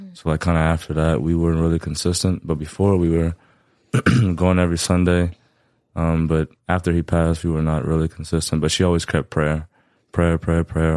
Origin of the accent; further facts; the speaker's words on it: Lafayette, Louisiana, United States; born and raised Lafayette, Louisiana.